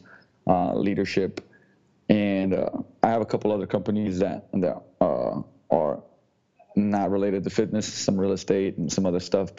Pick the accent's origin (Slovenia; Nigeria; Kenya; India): Slovenia; moved away as an adult; also born or lived in London, United Kingdom; now in Seattle, United States; I come from Slovenia. I was born and raised in Yugoslavia before the war, turned into Slovenia afterwards